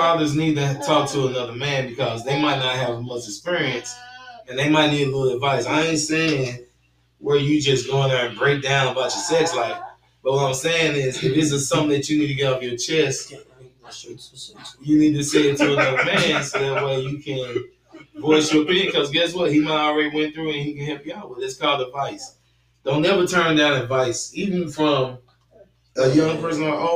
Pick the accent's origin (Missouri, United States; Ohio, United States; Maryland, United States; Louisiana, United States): Missouri, United States; St. Louis; I'm from St. Louis